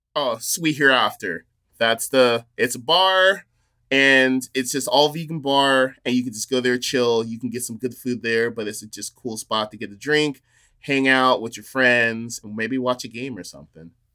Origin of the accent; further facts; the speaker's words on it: near Fresno, California, United States; moved away as an adult; now in Portland, United States; Growing up near Fresno, I lived in, grew up in a small town called Chocula